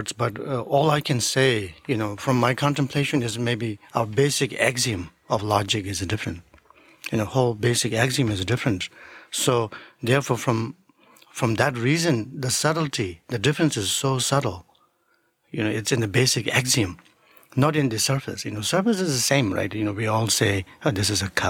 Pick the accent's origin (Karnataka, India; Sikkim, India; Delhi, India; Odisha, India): Sikkim, India; English is a second language; moved away as an adult; also born or lived in New York; I studied at the beginning in the monastery where I grew up in Sikkim, in India